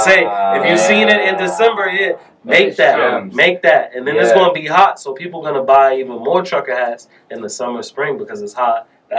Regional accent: Boston, Massachusetts, United States; also born or lived in Columbus, Ohio / North Carolina; I grew up in Roxbury

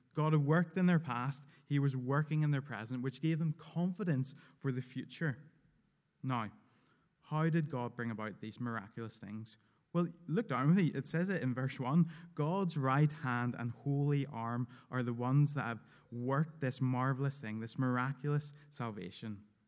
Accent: United Kingdom; I'm very British

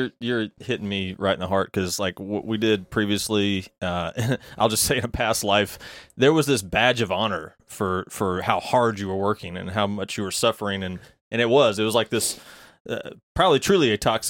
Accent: Mississippi, United States; I'm from Mississippi.

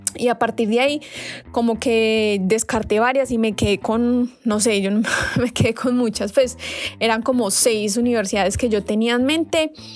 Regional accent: Colombia; moved away as an adult; now in South Korea; soy de Colombia

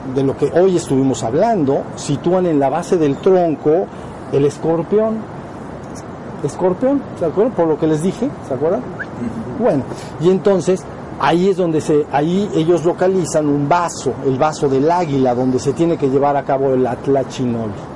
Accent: Mexico; somos mexicanos

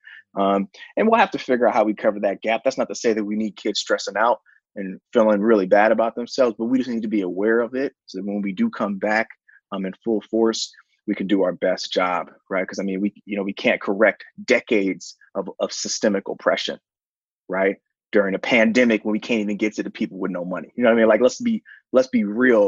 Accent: San Francisco, California, United States; I'm from the Tenderloin

